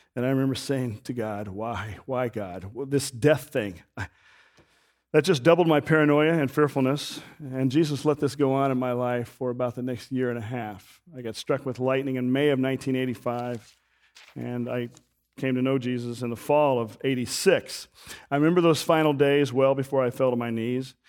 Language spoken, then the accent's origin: English; Wichita, Kansas, United States; I grew up in Wichita, Kansas, on the edge of the city